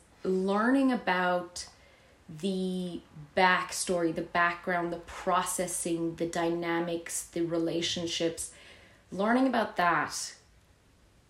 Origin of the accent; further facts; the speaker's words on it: Canada; also born or lived in Vienna; now in Ireland; I was raised in Canada